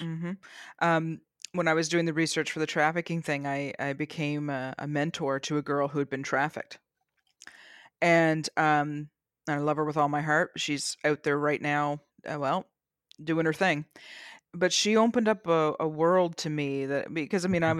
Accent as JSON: {"language": "English", "country": "Canada", "tie": "born or raised there", "said": "I'm Canadian."}